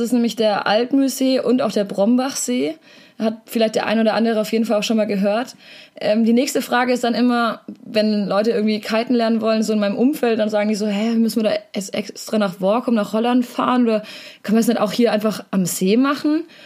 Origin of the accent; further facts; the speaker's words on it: Southern Germany, Germany; als Süddeutscher